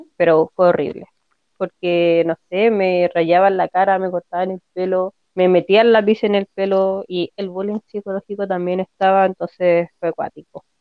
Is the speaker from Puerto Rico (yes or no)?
no; Rancagua, O'Higgins, Chile; also born or lived in San Fernando; yo también nací en Rancagua